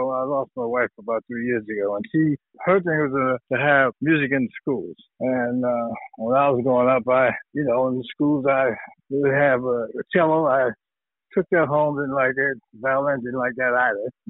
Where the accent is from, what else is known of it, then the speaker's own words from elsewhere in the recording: New Jersey, United States; also born or lived in Youngstown, Ohio, United States; Now I was born in Youngstown, Ohio, and my family we we moved to New Jersey in 1960